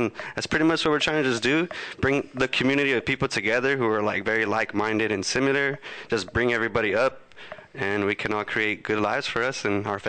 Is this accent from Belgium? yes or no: no; Huntington Park, California, United States; I was born in Huntington Park, California.